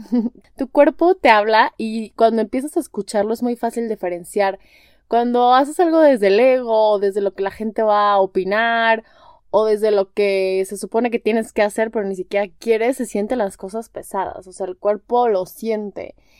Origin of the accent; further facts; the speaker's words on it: Guadalajara, Jalisco, Mexico; moved away as an adult; also born or lived in Spain; now in Mexico City, Mexico; tengo 31 años, soy de Guadalajara, tengo un año y medio viviendo en Ciudad de México